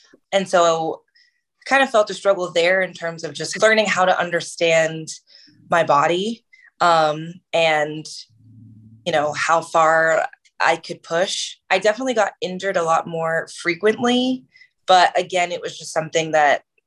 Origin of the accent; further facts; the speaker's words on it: Maryland, United States; moved away as an adult; also born or lived in New Jersey / Boston; I'm originally from New Jersey / Maryland. That's where my family is from. Mostly grew up in Maryland